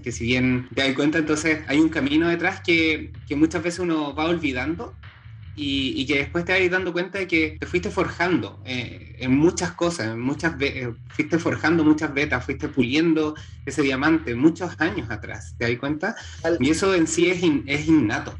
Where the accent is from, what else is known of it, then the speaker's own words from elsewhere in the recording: Santiago, Santiago Metropolitan Region, Chile; soy santiaguino, eh, soy chile, hartos caicenianos. Em, nací en Santiago de Chile.